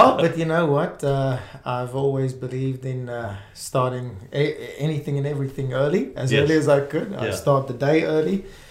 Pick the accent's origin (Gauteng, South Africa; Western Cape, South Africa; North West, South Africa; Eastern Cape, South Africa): Gauteng, South Africa; Springs; first language Afrikaans; English is a second language; also born or lived in Brakpan; I was born in Springs, for those that know South Africa, the East Rand area. So I grew up in Springs and Brakpan area.